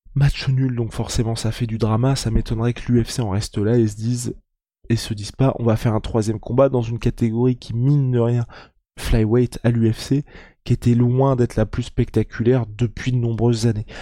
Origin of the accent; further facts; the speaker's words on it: France; Moi, en tant que Français